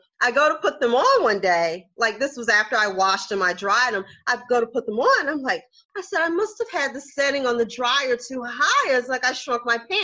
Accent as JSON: {"language": "English", "region": "South Carolina", "country": "United States", "moved": "yes", "said": "I'm from the South. I'm from South Carolina originally."}